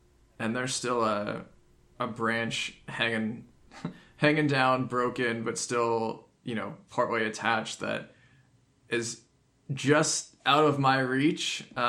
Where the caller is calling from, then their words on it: Charlottesville, Virginia, United States; I'm … from Charlottesville, Virginia